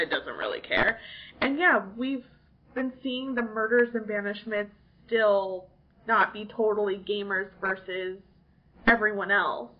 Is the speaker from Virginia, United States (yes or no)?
no; California, United States; also born or lived in New York; now in Chattanooga, United States; I was like born, somewhat raised in California